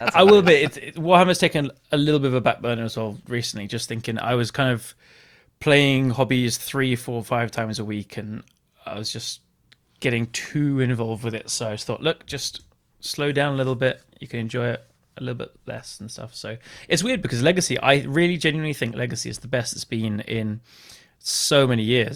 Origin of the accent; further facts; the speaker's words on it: England, United Kingdom; me being English